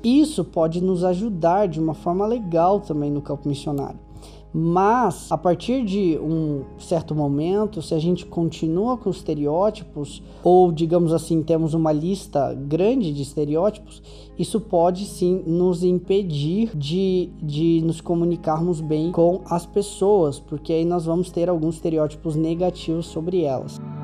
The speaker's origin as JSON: {"language": "Portuguese", "country": "Brazil", "said": "sou do Brasil"}